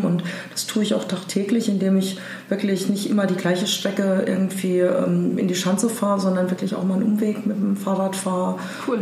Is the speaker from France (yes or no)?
no; Germany; now in Hamburg, Germany; ich bin Deutsche